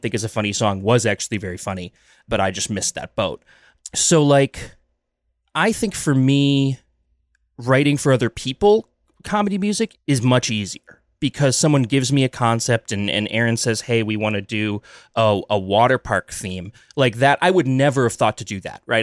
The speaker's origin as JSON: {"language": "English", "town": "Dousman", "region": "Wisconsin", "country": "United States", "tie": "born or raised there", "said": "I grew up halfway between Milwaukee and Madison in Wisconsin in a little town called Dousman"}